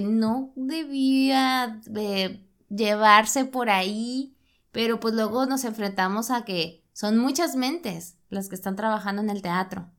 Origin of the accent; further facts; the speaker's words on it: Monterrey, Nuevo León, Mexico; nosotros que somos de Monterrey, que vivimos en un contexto sumamente industrial